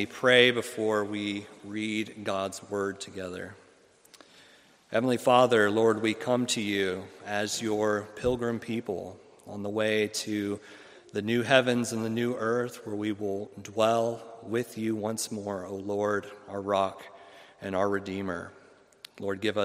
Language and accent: English; Ohio, United States; moved away as an adult; also born or lived in Fort Campbell, Kentucky; now in Jackson, United States; I'm originally from Ohio